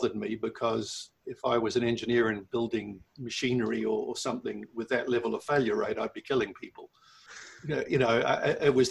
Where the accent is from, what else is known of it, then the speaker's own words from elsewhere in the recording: New Zealand; now in Milton Keynes, United Kingdom; I was born and bred in New Zealand. I grew up on a farm